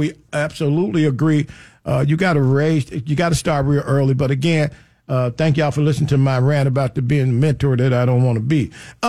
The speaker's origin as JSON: {"language": "English", "region": "Mississippi", "country": "United States", "tie": "born or raised there", "moved": "yes", "said": "I was born in Mississippi. I went to Mississippi."}